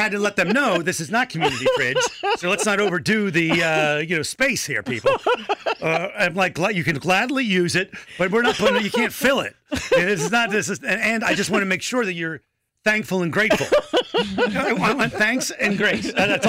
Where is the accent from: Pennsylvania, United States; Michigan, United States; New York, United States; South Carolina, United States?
South Carolina, United States; Rock Hill; No, I'm getting my hometown, at least. The Panthers stadium or the practice facility that fell apart in Rock Hill, right?